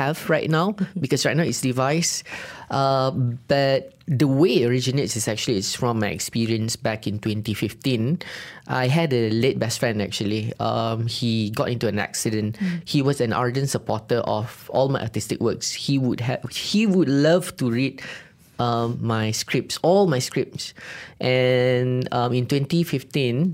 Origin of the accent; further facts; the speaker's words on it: Kedah, Malaysia; moved away; Kedah, my hometown